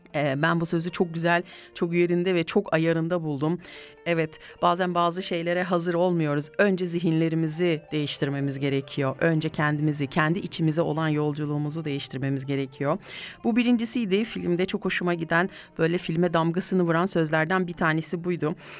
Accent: Kayseri Province, Turkey; Şöyle bir memleketime gideyim geleyim ben ya. Şöyle bir Gayseri'ye gidip gelelim evet.

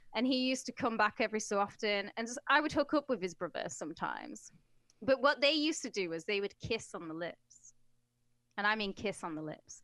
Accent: United Kingdom; as a British person

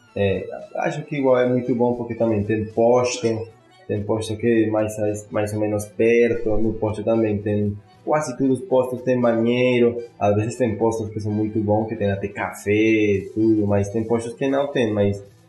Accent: Bogotá, Colombia; Portuguese is a second language; moved away; Eu sou de Bogotá

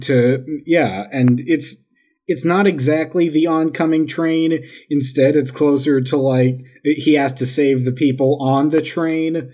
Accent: New York City, New York, United States; I am from Queens. I'm from Jackson Heights.

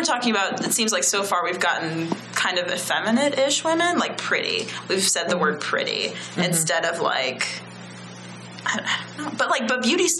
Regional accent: Midwest, United States; I am a Midwesterner.

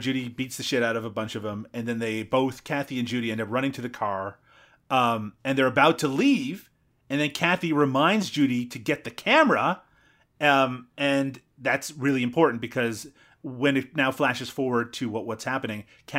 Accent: Newfoundland and Labrador, Canada; the furthest eastern point in North America. Yes, and yeah, that is where I'm from. Thank you. But yeah, no, yeah, you're right. Everyone I grew up with talks ridiculously, and so do I at times.

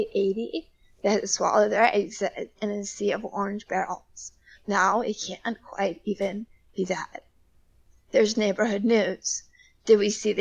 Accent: Ohio, United States; moved away as an adult; I'm actually sitting in my hometown library right now

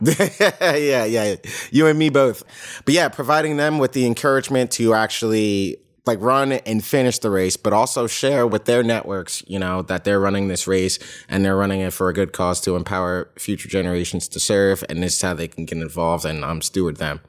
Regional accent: United States; I'm from the New York, New Jersey area, born and raised

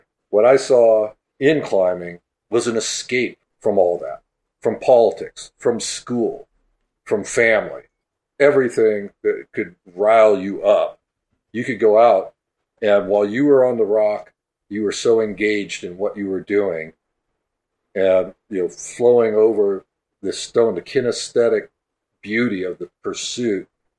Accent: Berkeley, California, United States; I grew up in Berkeley, you know, I was born there in 59, grew up there throughout the 60s and early 70s.

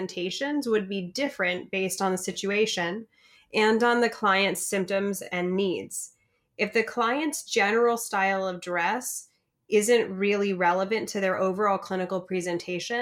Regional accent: Northern California, United States; I'm from Northern California

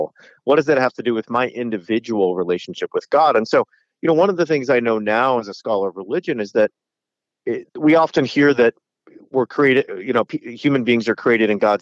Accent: Southern California, United States; I grew up in Southern California

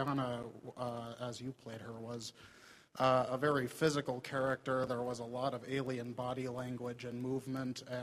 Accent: Minnesota, United States; I am from Minnesota.

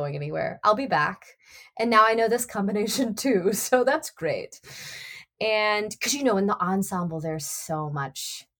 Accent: Nashville, Tennessee, United States; accent: Southern; But it was funny because I'm from Nashville and I've worked, you know, fairly hard to sort of neutralize my accent.

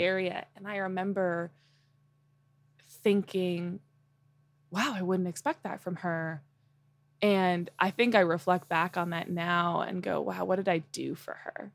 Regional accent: Fort Collins, Colorado, United States; I was born in Colorado and, uh, specifically Fort Collins

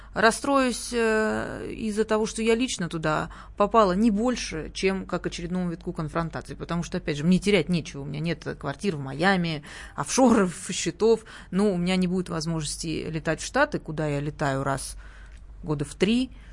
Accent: Sochi, Krasnodar Krai, Russia; moved away; откуда я родом, э, на Кубани и в Сочи

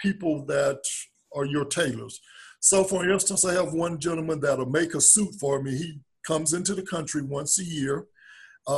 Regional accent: South Georgia, United States; I'm from South Georgia. Grandparents raised me.

